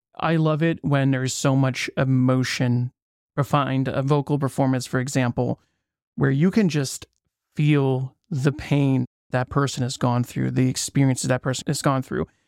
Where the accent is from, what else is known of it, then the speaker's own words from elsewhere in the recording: United States; I'm from the States